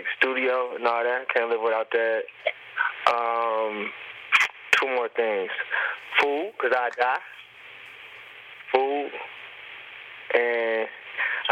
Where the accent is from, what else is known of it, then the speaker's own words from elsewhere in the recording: Detroit, Michigan, United States; I'm from Detroit